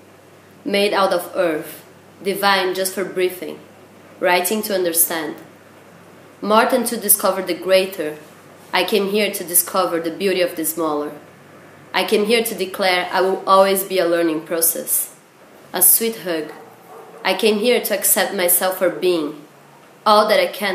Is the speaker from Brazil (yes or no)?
yes; São Paulo, Brazil; moved away; it's a sister city from my hometown, that it's São Paulo